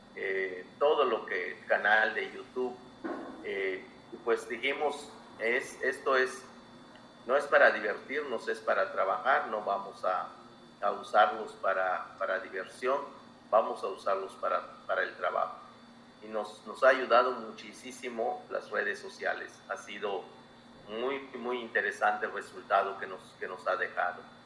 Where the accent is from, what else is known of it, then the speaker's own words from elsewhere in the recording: Yucatán Peninsula, Mexico; soy maya de la península de Yucatán